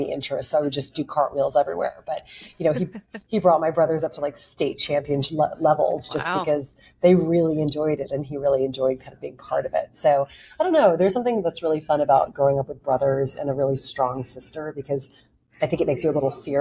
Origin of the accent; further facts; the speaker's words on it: Lake Charles, Louisiana, United States; now in New York, United States; I grew up in a place called Lake Charles, Louisiana